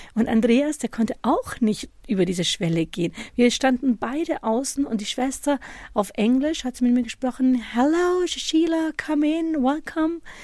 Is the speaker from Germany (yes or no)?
yes; Germany; obwohl ich ja deutsch aufgewachsen bin